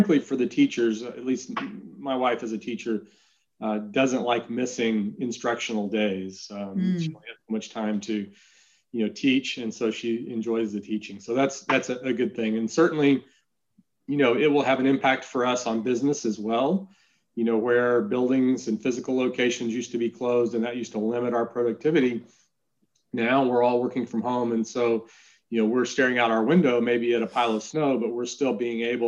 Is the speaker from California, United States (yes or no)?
no; Texas, United States; I am the Texan.